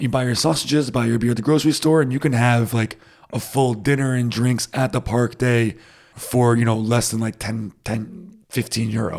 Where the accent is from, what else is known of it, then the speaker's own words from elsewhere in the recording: United States; now in Germany; I'm too American for it